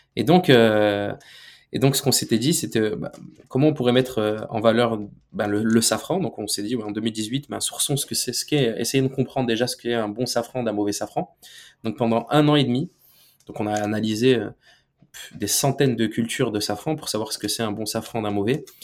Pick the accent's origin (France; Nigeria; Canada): France; Nous, on est né en France, on est français